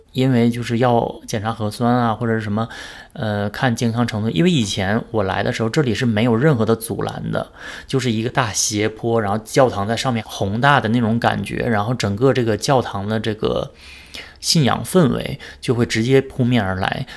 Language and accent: Chinese; Northeast China, China; 我是东北人嘛，所以我对北方人的穿着都很有这个概念